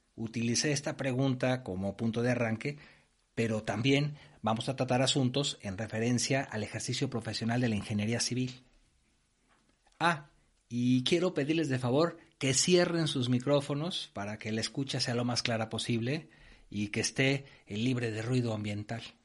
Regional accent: Mexico; moved away as an adult; now in Spain; Yo he trabajado en obras tanto en México, de donde soy originario, como en España, donde ahora vivo

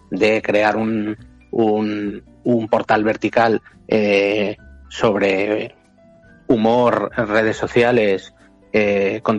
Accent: Madrid, Community of Madrid, Spain; soy de Madrid de toda la vida

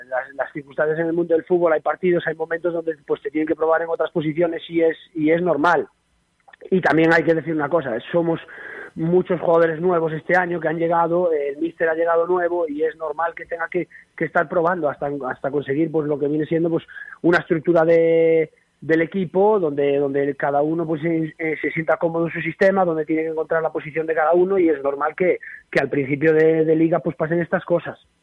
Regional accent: Galicia, Spain; moved away as an adult; also born or lived in Ukraine; now in Vitoria, Spain; soy un mal gallego.

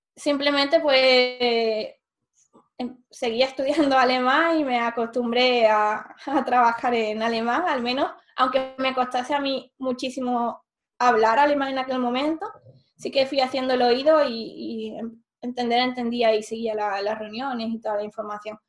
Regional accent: Seville, Andalusia, Spain; moved away as an adult; also born or lived in Pisa, Italy / Germany; yo soy de Sevilla, entonces había vivido aquí toda la vida y estudié la carrera también en Sevilla

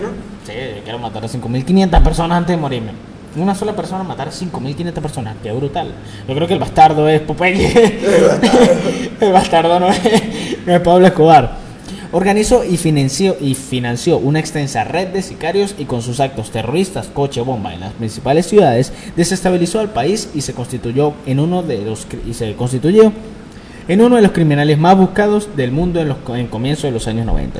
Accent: San Cristóbal, Táchira, Venezuela; nacido en mi tierra, en San Cristóbal

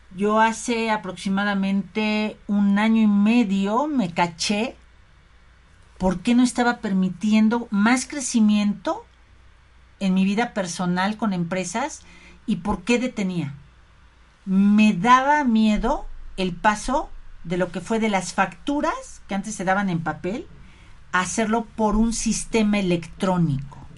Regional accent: Mexico; como mexicanos, ¿sabes? Como mexicanos

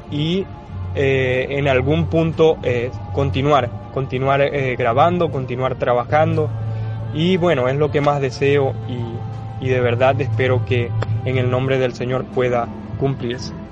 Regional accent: Maracaibo, Zulia, Venezuela; decidí ir a un estudio que está en Maracaibo, en mi tierra, Decidí ir a un estudio, se la mostré al productor y le encantó.

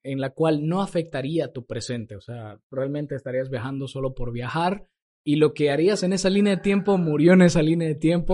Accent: Santa Cruz, Bolivia; nosotros los cruceños, los bolivianos

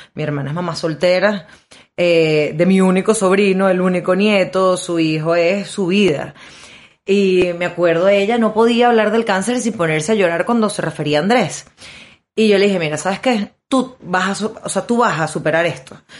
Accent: Maracaibo, Zulia, Venezuela; a nosotros como buenos maracuchos

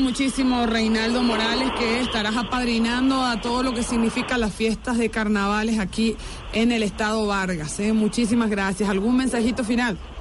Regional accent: Paraguay; now in Venezuela; Yo soy paraguaya

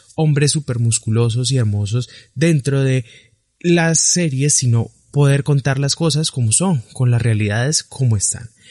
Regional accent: Colombia; accent: southern Colombian; soy colombiano

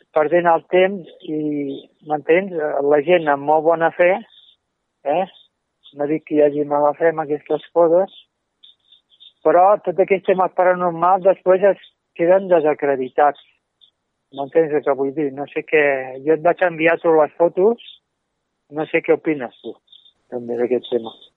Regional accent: Martorell, Catalonia, Spain; Jo soc de Martorell, i de Gelida

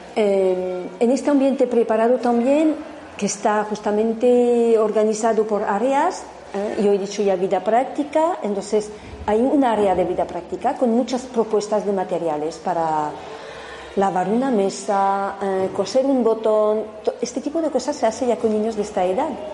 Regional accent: France; now in Spain; En Francia, de donde vengo también

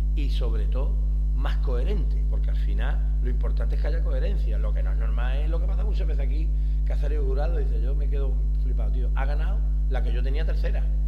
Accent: Huelva, Andalusia, Spain; soy de huerva

